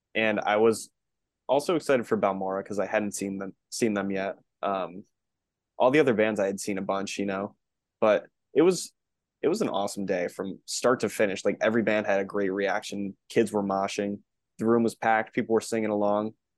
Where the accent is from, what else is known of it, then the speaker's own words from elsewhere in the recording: Connecticut, United States; born and raised in Connecticut.